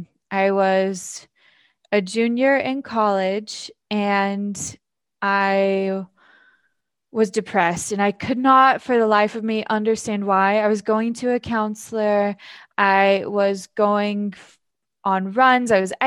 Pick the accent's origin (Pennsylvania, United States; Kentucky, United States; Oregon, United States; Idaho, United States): Idaho, United States; Filer; I'm from Idaho. I'll start there. Mm-hmm. I'm from a small town in Filer, Idaho, and I grew up in what you could say is a toxic environment.